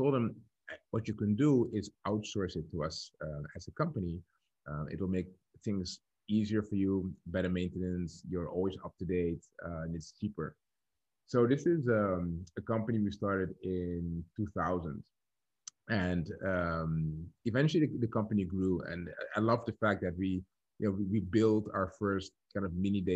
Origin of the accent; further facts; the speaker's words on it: Dordrecht, South Holland, Netherlands; So I'm born and raised in the Netherlands, in a small town called Dordrecht.